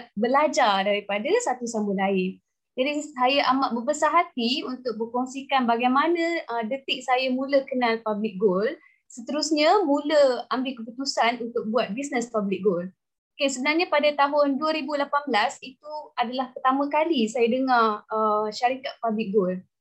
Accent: Perlis, Malaysia; also born or lived in Melaka; now in Kuala Lumpur, Malaysia; saya dilahirkan di Melaka, dibesarkan di Perlis.

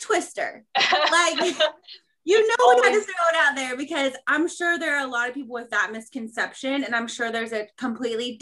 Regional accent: Indiana, United States; now in Texas, United States; the Indiana girl in me doesn't leave quickly by any means

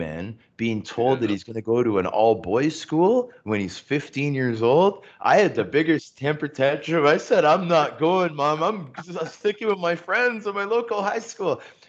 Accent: Toronto, Ontario, Canada; I'm growing up in Scarborough. Go to my local high school, right? Pope John Paul II on Military and Morningside.

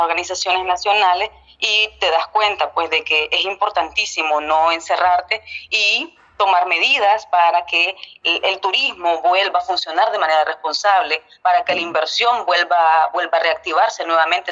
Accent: Estelí, Nicaragua; yo soy de Estelí, don Jorge, nací allá

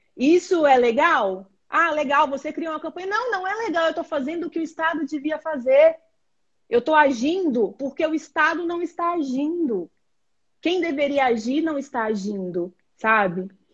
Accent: Brazil; nós enquanto brasileiros

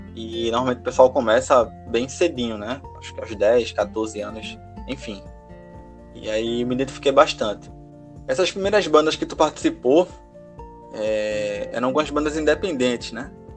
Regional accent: Recife, Pernambuco, Brazil; eu sou da Zona Norte de Recife

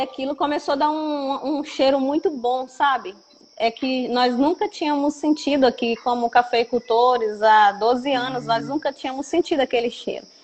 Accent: Matas de Minas, Minas Gerais, Brazil; somos das Matas de Minas

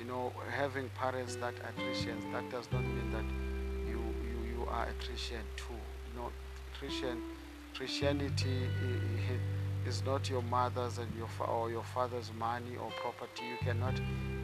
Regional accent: South Africa; I come from South Africa

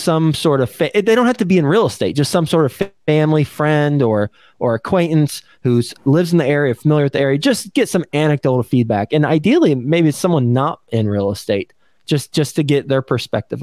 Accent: Texas, United States; moved away as an adult; also born or lived in New York City; I was from Texas. I grew up in Texas

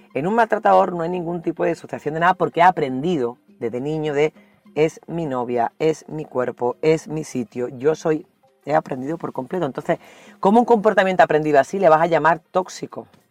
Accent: Andalusia, Spain; also born or lived in El Salvador; soy andaluza

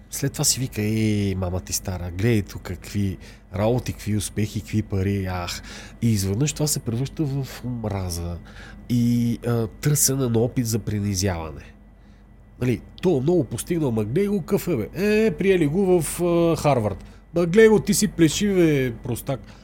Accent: Bulgaria; сме българи

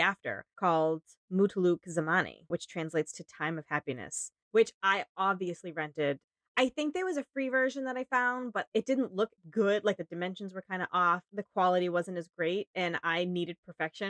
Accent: United States; I'm an American

